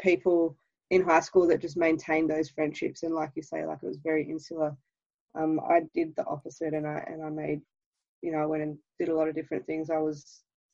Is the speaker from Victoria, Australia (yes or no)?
yes; Melbourne, Victoria, Australia; also born or lived in Israel; I was born in Melbourne, but I spent kind of the first 5 years or so of my life growing up in Israel and then moved back here